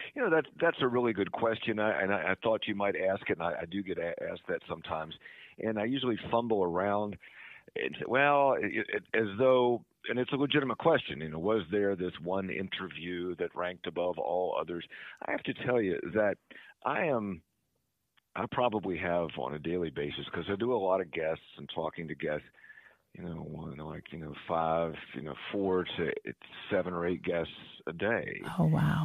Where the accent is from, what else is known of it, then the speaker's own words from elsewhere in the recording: Eastern Panhandle, West Virginia, United States; also born or lived in Summit Point, West Virginia / Charles Town, West Virginia / Morgantown, West Virginia; I was growing up in Eastern Panhandle